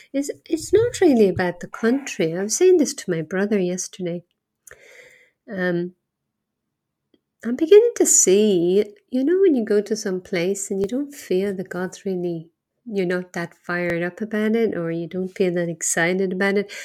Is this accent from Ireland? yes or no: yes; Ireland; moved away; also born or lived in Asia; I'm from Ireland, not far from here